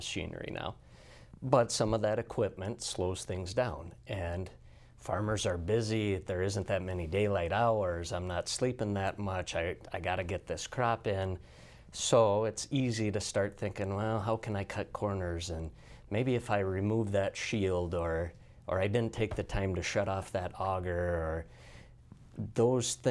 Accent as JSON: {"language": "English", "town": "Gettysburg", "region": "South Dakota", "country": "United States", "tie": "born or raised there", "said": "I grew up in Gettysburg, South Dakota."}